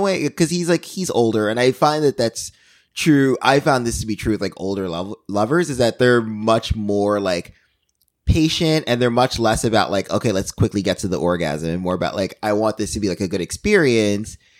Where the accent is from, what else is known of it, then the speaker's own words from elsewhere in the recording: New York, United States; as a New Yorker